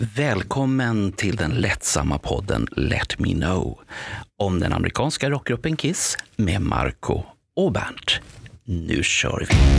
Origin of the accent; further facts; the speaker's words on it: Stockholm, Stockholm County, Sweden; Jag är ju född och uppvuxen i Rågsved som är då eh, grannförorten.